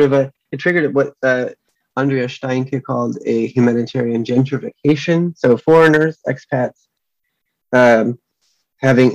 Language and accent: English; Chicago, Illinois, United States; My hometown of Chicago